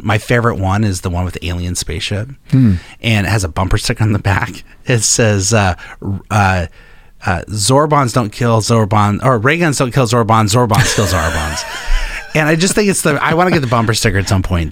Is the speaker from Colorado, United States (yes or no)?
yes; Denver, Colorado, United States; I grew up in Denver, Colorado